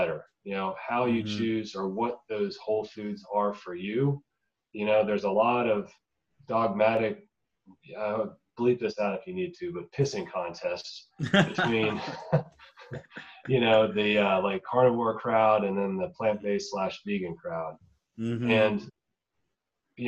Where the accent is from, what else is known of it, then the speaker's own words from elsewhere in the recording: the South, United States; I grew up in the South